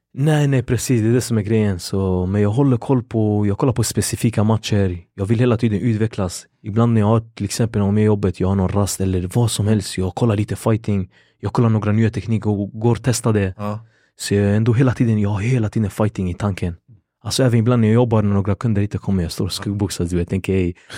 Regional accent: Gothenburg, Västra Götaland, Sweden; also born or lived in Kurdistan; Vi bodde i Hammarkullen i Angered och det fanns en taekwondoklubb. Den hette Lejon Taekwondo och det var en kurdägare då vi är från Kurdistan

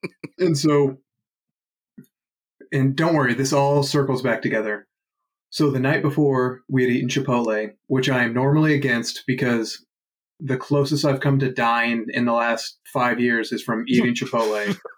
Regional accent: United Kingdom; Fuck the British, nice. Even though I'm British.

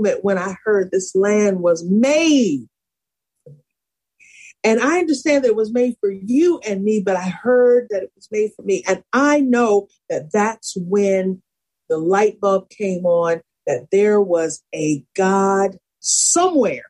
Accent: Buffalo, New York, United States; also born or lived in Salisbury, Maryland; I grew up in Buffalo by way of Salisbury, Maryland. So both places I call home

